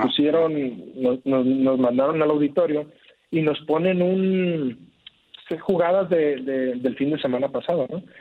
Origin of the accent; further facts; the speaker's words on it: Guadalajara, Jalisco, Mexico; also born or lived in Monterrey; now in Saltillo, Mexico; Yo soy de Guadalajara